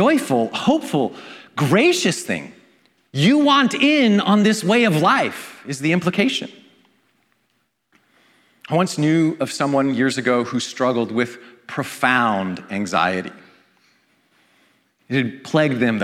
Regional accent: Vancouver, British Columbia, Canada; in my hometown of Vancouver

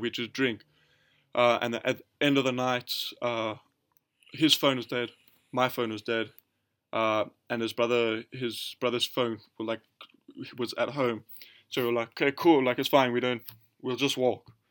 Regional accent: South Africa; we're from South Africa

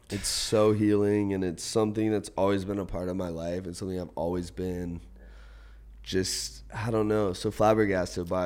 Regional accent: Outer Banks, North Carolina, United States; moved away as an adult; now in San Diego, United States; I grew up on the Outer Banks of North Carolina

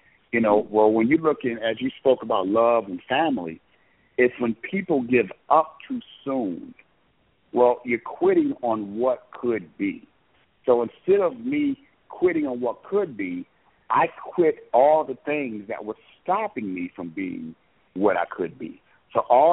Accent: Illinois area and Wisconsin, United States; growing up in the Illinois area and Wisconsin

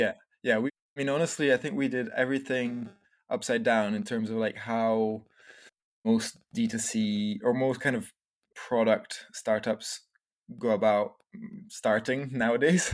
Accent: France; also born or lived in Scotland; I was born in Scotland, but we grew up, I grew up in France. My family moved to France when I was a little baby

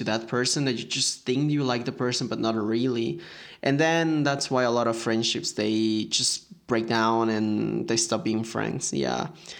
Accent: United States; I'm sorry, but yes, I'm from America.

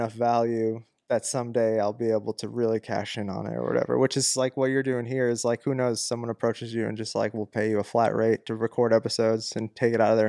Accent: Massachusetts, United States; I was a vegan because I was from Massachusetts

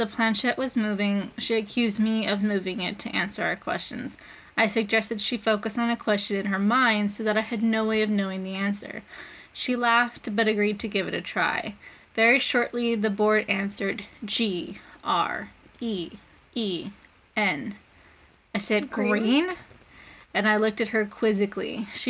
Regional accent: Edinburgh, Scotland, United Kingdom; Anyway, so I'm from Edinburgh, and it is famous for its underground haunted city.

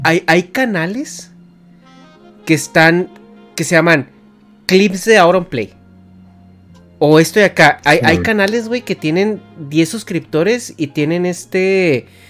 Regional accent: Mexico; yo como, como mexicano

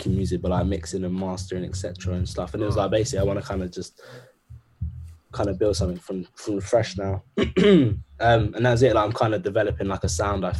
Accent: London, United Kingdom; West London. Ealing.

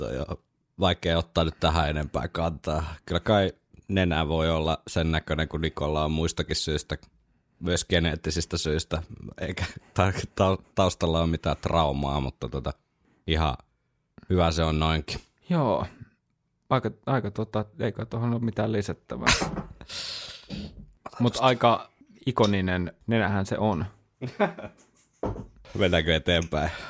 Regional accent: Oulu, North Ostrobothnia, Finland; Itse kun olen Oulusta kotoisin

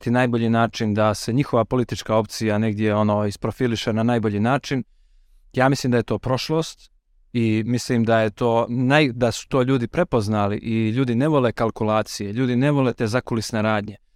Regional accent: Montenegro

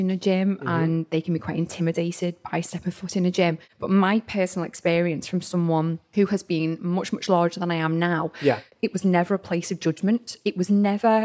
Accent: Liverpool, North West England, United Kingdom; moved away as an adult; now in Southport, United Kingdom; I was born and bred in Liverpool

